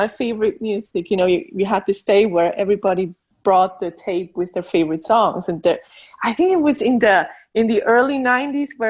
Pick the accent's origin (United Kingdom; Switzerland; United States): Switzerland; first language Swiss German; English is a second language; My native language is Swiss German